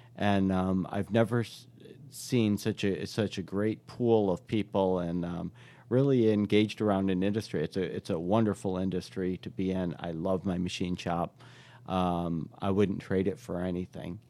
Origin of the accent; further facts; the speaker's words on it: Irondequoit, New York, United States; moved away as an adult; also born or lived in Fort Lauderdale, Florida; I grew up right on Saint Paul Boulevard and, um, uh, yeah, went to school through Arondicoit schools